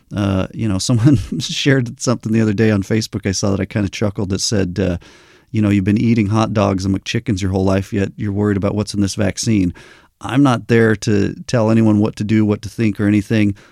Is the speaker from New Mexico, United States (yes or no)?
yes; New Mexico, United States; I grew up in New Mexico